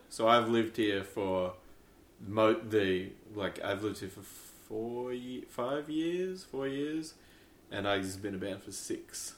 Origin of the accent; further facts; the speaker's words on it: Canberra, Australian Capital Territory, Australia; we're from idiots from Canberra